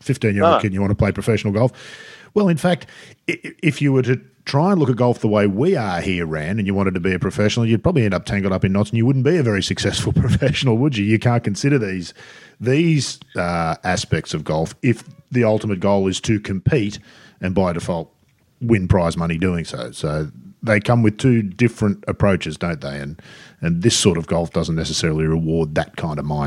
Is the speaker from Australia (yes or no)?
yes; Sydney, New South Wales, Australia; I grew up in Sydney